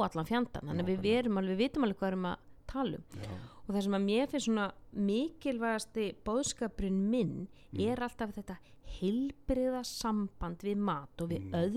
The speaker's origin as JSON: {"language": "Icelandic", "country": "Denmark", "tie": "born or raised there", "moved": "yes", "said": "mitt heimaland Danmörku"}